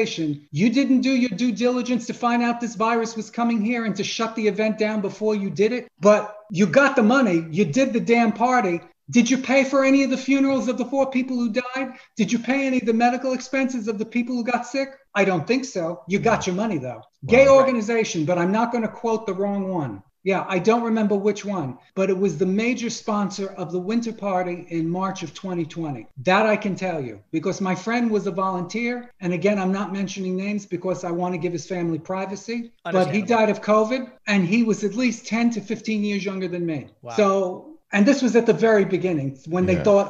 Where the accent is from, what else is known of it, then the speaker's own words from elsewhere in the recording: New York City, New York, United States; moved away; I'm from Brooklyn. If you can hear the accent, it's there.